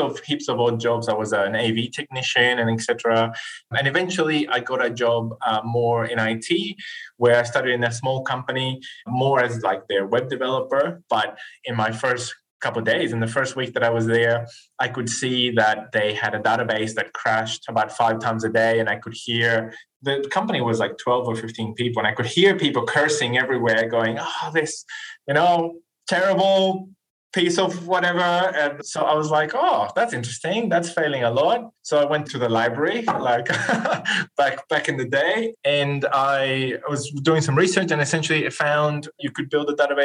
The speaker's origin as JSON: {"language": "English", "region": "northern Chile", "country": "Chile", "tie": "born or raised there", "second_language": "English", "moved": "as an adult", "lives_now": "Australia", "said": "I'm originally from Chile, from South America. I grew up, as you said, in the north part of Chile"}